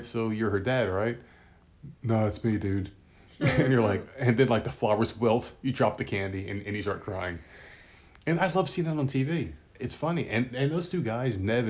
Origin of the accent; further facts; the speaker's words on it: New Jersey, United States; I'm from New Jersey, from Jersey